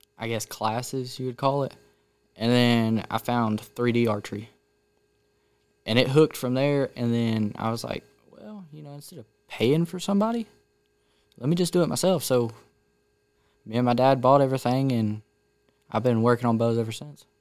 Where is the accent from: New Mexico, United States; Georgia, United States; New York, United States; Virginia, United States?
Georgia, United States; Canton; also born or lived in Woodstock; grew up in Canton, but went to school in Woodstock